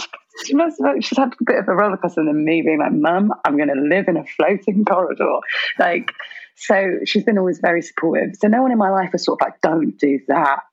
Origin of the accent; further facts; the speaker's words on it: Birmingham, West Midlands, United Kingdom; I was born in Birmingham and I really love Brum